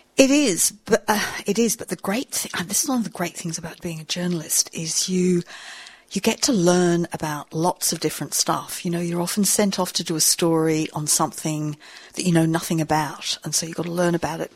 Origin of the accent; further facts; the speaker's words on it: England, United Kingdom; moved away as an adult; now in Sydney, Australia; I'm English. Um, I'm a journalist. I arrived here on a ship in the 70s